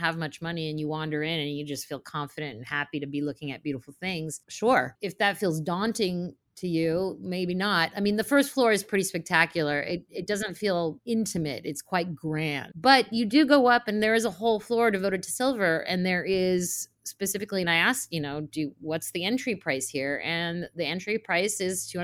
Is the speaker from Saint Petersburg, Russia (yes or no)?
yes; Saint Petersburg, Russia; moved away; I'm from Russia, from St. Petersburg